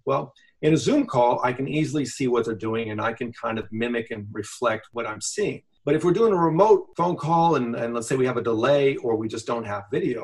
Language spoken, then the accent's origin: English; United States; growing up in America